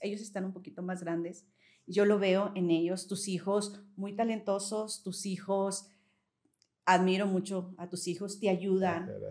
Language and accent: Spanish; Saltillo, Coahuila, Mexico; soy aquí de Saltillo